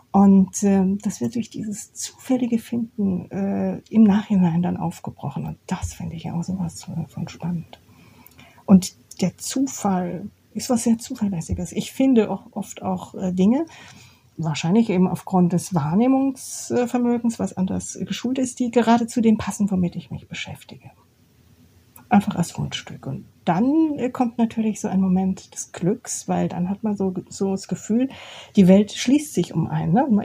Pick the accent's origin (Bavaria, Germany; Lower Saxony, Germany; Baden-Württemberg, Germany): Baden-Württemberg, Germany; Karlsruhe; Ich bin ja in der Provinz aufgewachsen. Das hört jetzt hier unsere Stadt Oberhausen nicht gern, aber Karlsruhe ist schon Provinz.